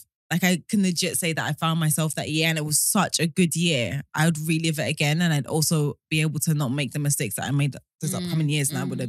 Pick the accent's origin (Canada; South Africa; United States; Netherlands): South Africa; South Africa.